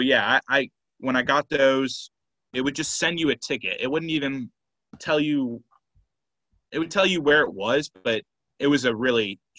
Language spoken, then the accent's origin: English; Atlanta, Georgia, United States; I'm from Atlanta.